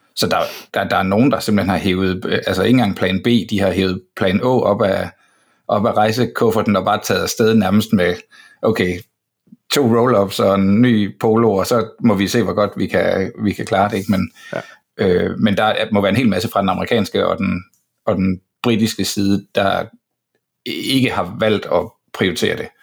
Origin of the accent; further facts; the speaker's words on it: Denmark; jeg er fra Danmark